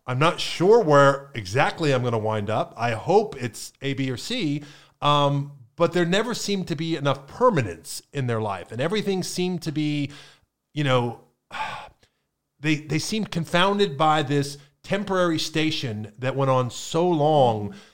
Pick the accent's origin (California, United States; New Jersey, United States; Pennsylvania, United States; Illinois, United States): Pennsylvania, United States; now in Florida, United States; growing up in Pennsylvania in the 80s and 90s